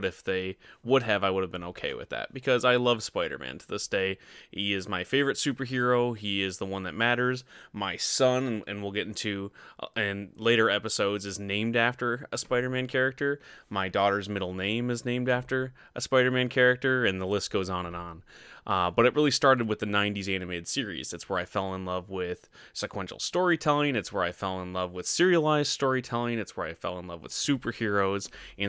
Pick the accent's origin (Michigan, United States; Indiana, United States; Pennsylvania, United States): Michigan, United States; I grew up in Northern Michigan. There was nothing else to do but watch TV.